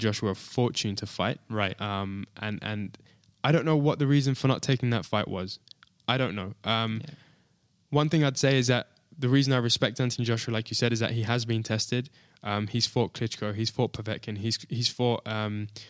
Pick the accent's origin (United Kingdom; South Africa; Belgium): United Kingdom; being a Brit